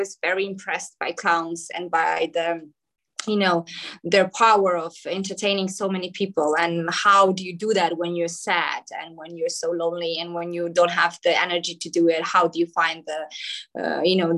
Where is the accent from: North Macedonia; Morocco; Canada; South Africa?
North Macedonia; Skopje; first language Macedonian; English is a second language; also born or lived in New York; here in Skopje, in my hometown in Macedonia